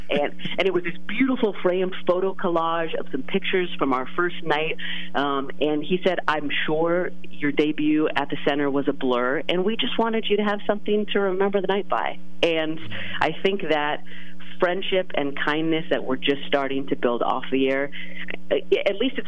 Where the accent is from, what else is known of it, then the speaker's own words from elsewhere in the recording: California, United States; moved away; California girl